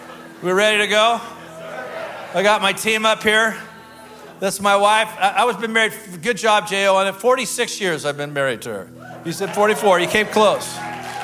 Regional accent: Portland, Oregon, United States; I come from the Portland area

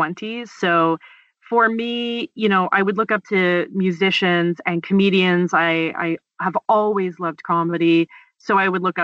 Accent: Dundalk, Ontario, Canada; also born or lived in Beaverton, Ontario; I grew up in a small town called Dundalk and lived there for about 14 years on a hobby farm

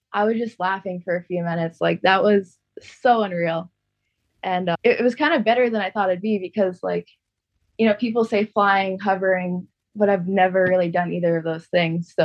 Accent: Maui, Hawaii, United States; I was born in Maui

